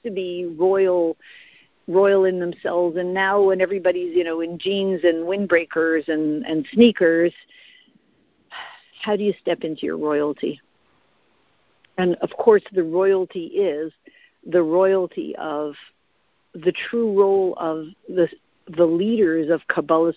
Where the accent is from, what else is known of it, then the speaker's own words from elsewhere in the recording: Canada; I'm Canadian, my husband always has fun with it